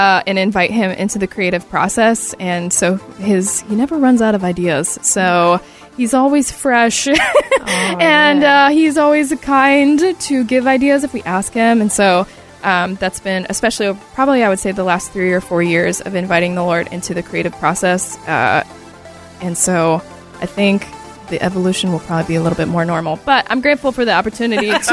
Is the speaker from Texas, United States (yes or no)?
no; outside of Detroit, the Midwest, Michigan, United States; I'm originally from the Midwest, so I'm from a little outside of Detroit